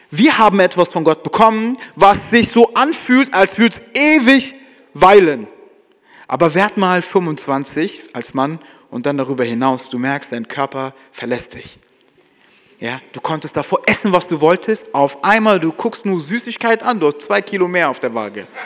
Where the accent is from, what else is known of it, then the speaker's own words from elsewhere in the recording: Frankfurt, Hesse, Germany; Ja, keiner campt für immer. Ja, jedenfalls wir als Frankfurter, ja, sondern es geht immer wieder zurück nach Hause.